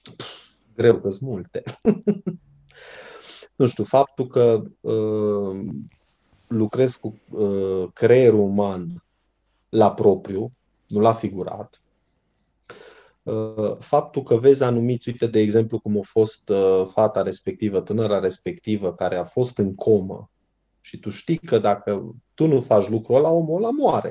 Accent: Brașov, Brașov County, Romania; eu sunt din Brașov, sunt brașovean

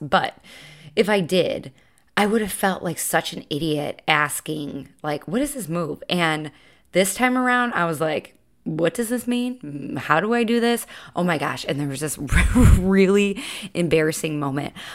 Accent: Chicago, Illinois, United States; now in Charleston, United States; I'm from Chicago

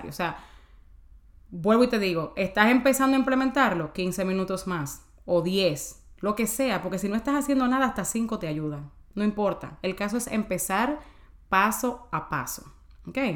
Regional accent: Dominican Republic; Yo me como avena o ah, yo soy dominicana, señora, tú un pedacito de plátano, yo me como yuca, lo que sea.

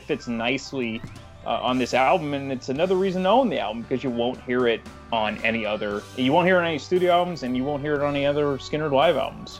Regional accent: San Francisco Bay Area, California, United States; So, you know, I grew up in, obviously, the Bay Area, San Francisco Bay Area.

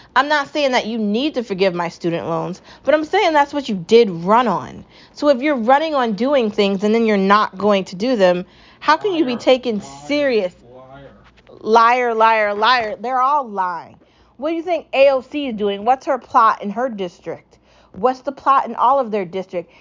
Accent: United States; I'm American

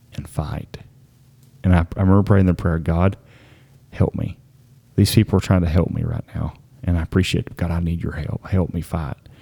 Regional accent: the county neighboring Harlan County, Kentucky, United States; we're from the county neighboring Harlan

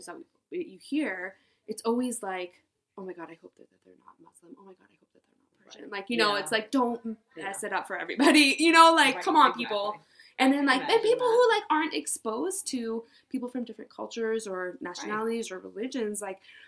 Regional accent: Marin, California, United States; also born or lived in San Francisco; I grew up in Marin, just north

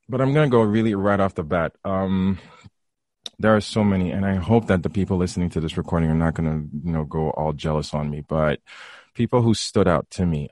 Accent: Haiti; moved away; back in high school, growing up in, growing up in Haiti.

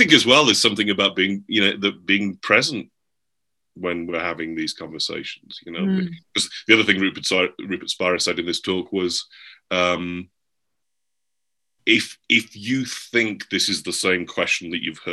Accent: England, United Kingdom; now in United States; I'm English? I'm not American?

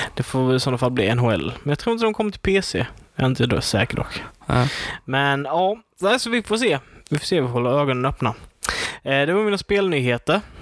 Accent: Sweden; jag är svensk

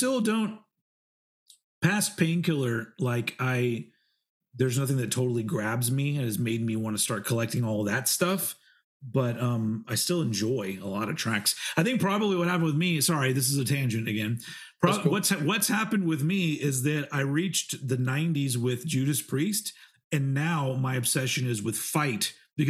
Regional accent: United States; I'm American.

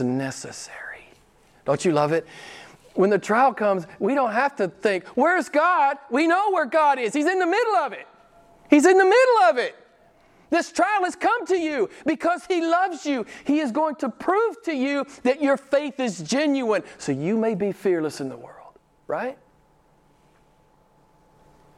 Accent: United States; moved away; My home country

